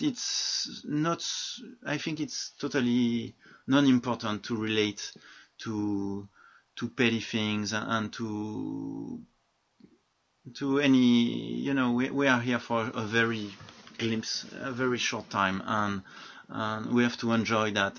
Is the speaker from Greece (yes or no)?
no; France; I'm from France